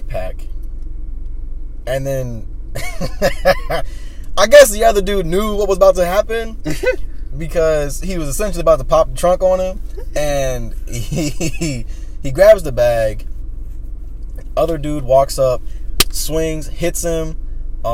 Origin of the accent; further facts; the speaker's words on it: Chesterfield County, Virginia, United States; my hometown